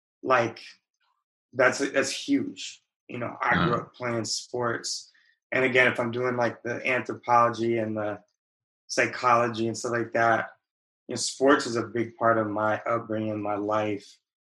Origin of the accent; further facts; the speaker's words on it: San Diego, California, United States; moved away as an adult; also born or lived in Providence, Rhode Island; I was born and raised in San Diego. I've lived in Providence, Rhode Island, because I went to school at Brown University.